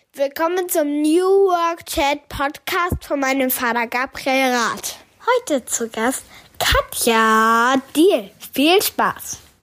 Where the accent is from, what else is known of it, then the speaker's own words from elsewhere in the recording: Germany; bei uns in Deutschland